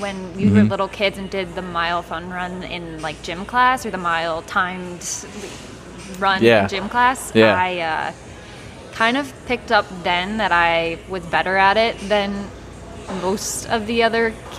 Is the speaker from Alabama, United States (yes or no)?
no; Croswell, Michigan, United States; So I was raised, born and raised in Croswell, was there all through my, K through 12 experience.